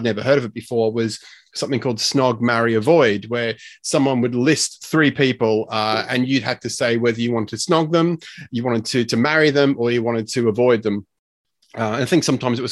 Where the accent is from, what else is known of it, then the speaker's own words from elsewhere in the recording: Australia; accent: strange sort of weird accent; also born or lived in United Kingdom; I'm Australian. I grew up here.